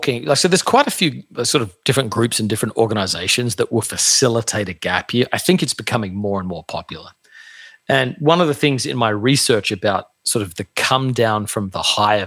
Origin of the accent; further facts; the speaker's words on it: Australia; now in United States; I grew up in Australia, very, very common to do a gap year